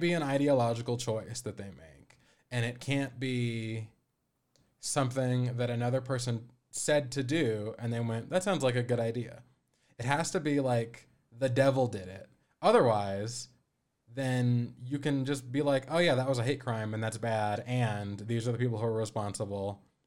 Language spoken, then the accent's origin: English; Aurora, Colorado, United States; I'm from Aurora, which is the second, or it's the third most populous, uh, municipality in the state, but it's connected to Denver